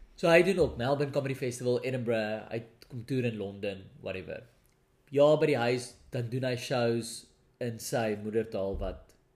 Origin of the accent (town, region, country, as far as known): South Africa; first language Afrikaans